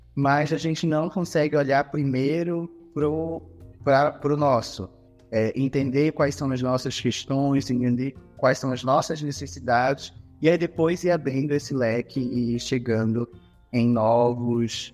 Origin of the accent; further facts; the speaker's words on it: Santarém, Pará, Brazil; a minha região é uma região que está em, em, constante retomada e reafirmação da sua identidade, Santarém